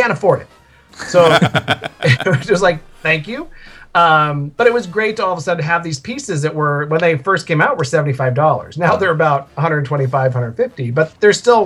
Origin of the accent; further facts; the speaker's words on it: Northern California, United States; moved away as an adult; now in Southern California, United States; We grew up in California, but we were in Northern California.